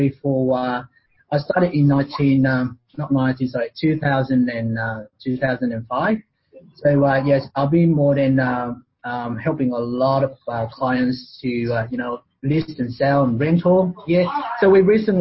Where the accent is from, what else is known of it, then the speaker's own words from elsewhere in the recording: Ho Chi Minh City, Vietnam; Born and raised and grew up in the south of Vietnam, which is Saigon, which is called Ho Chi Minh City at the moment